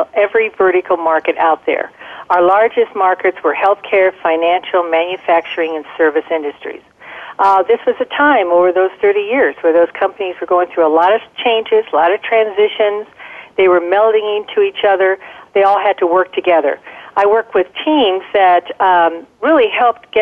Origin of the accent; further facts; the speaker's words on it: Denver, Colorado, United States; I grew up in Denver, Colorado